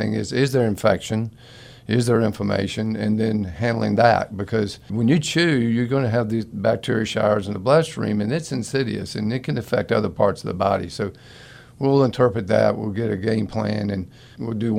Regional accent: Florida, United States; I grew up in Florida

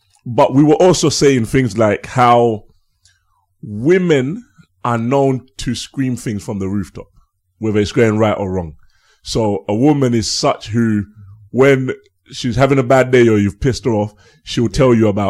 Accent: Uganda; also born or lived in East London; now in London, United Kingdom; I'm from Uganda.

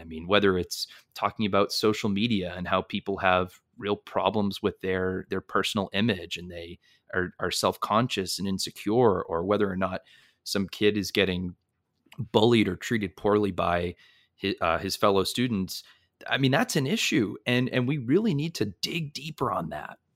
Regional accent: North Shore of Massachusetts, United States; I grew up in the Northeast, in the North Shore of Massachusetts

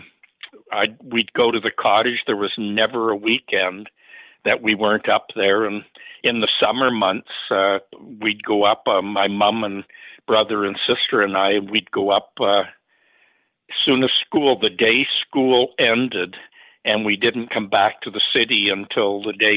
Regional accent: Toronto, Ontario, Canada; I was born in Toronto. So, Southern Ontario, down on the Great Lakes

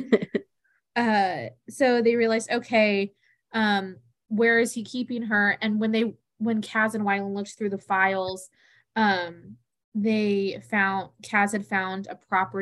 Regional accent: the South, United States; we're from the South

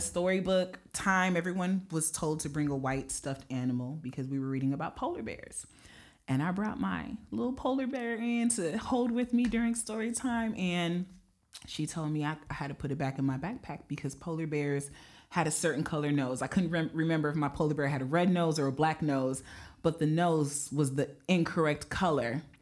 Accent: Las Vegas, Nevada, United States; moved away as an adult; now in Green Bay, United States; growing up in Las Vegas

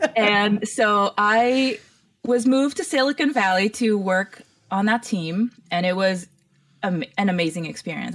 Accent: Mauritius; also born or lived in Toronto, Canada; now in Los Angeles, United States; growing up in Mauritius was a very interesting experience where it was multicultural

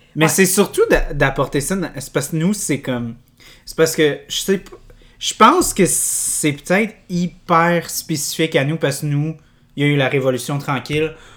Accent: Canada; nous, on est, quand on est enfant, on est Canadien

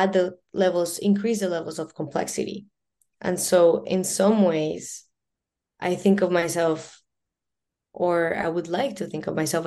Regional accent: Colombia; now in Vancouver, Canada; I'm born and raised in Colombia, and being Latina is an important part, I think, of my identity

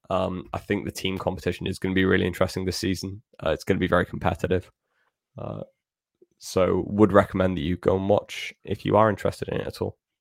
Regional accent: Wales, United Kingdom; as a Welshman myself

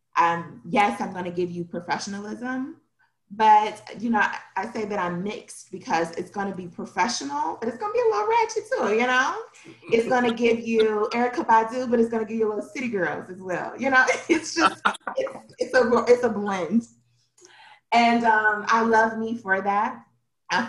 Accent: Detroit, Michigan, United States; I am from Detroit

